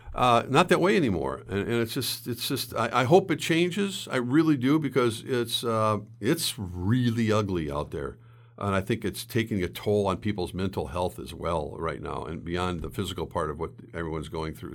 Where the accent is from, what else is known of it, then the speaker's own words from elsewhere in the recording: St. Louis Park, Minnesota, United States; I grew up in Saint Louis Park.